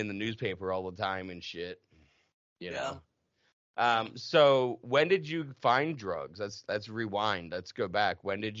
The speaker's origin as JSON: {"language": "English", "region": "New Jersey", "country": "United States", "also_born_or_lived": "North Carolina / Massachusetts", "said": "And I mean, I'm from South Jersey. I lived in North Carolina in my addiction, lived in Massachusetts, North Carolina."}